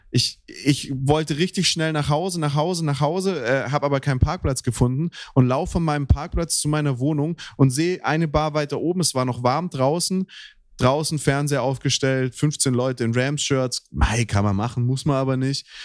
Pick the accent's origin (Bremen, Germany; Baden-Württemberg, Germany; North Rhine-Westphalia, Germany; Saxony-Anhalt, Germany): Baden-Württemberg, Germany; Black Forest; moved away; also born or lived in Baltic Sea coast; ich bin ja im, in einem Fu fußballtechnischen Bermuda-Dreieck aufgewachsen im Schwarzwald